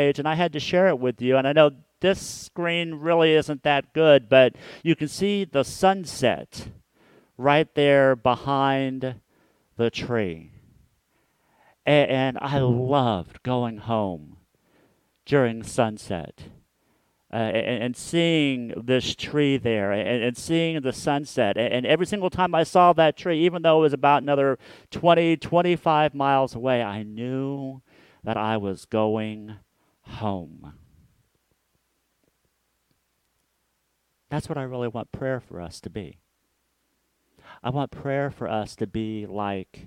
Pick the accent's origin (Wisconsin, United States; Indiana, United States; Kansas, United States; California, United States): Kansas, United States; Hutchinson; also born or lived in Wichita, Kansas; I grew up in Hutchinson, Kansas, which is a town that is 45 minutes northwest of Wichita, Kansas.